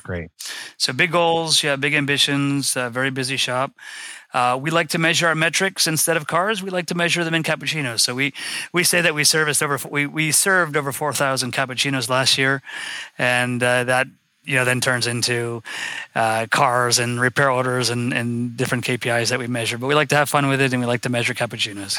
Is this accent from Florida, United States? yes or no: yes; West Palm Beach, Florida, United States; I'm from West Palm Beach, Florida.